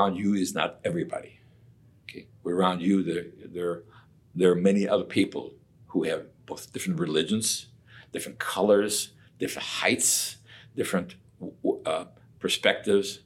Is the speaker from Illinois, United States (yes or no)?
yes; Chicago, Illinois, United States; moved away; I'm originally from Chicago